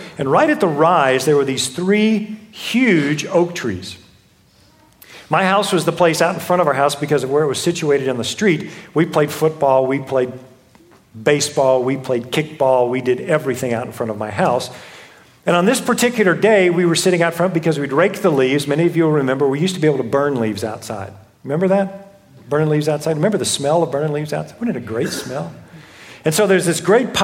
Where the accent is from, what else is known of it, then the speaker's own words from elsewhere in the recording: Houston, Texas, United States; I grew up in Houston